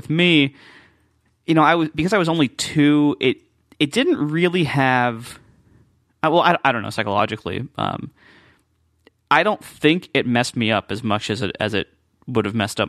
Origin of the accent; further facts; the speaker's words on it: Columbus, Ohio, United States; they got married, and they moved shortly afterwards to Columbus, Ohio. So that's where I was born, and that's where I grew up.